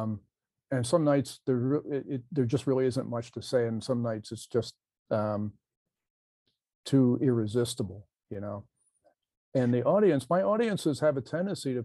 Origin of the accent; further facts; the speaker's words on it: New Jersey, United States; now in California, United States; I'm from there, and it shows, you know, that I'm from Jersey